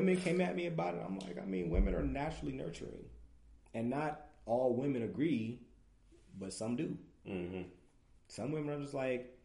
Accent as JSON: {"language": "English", "town": "New York City", "region": "New York", "country": "United States", "tie": "born or raised there", "moved": "yes", "lives_now": "Ohio, United States", "said": "I'm from New York. I'm born and raised. I'm a queen. I'm from Queens. I'm from Southside, Jamaica, Queens"}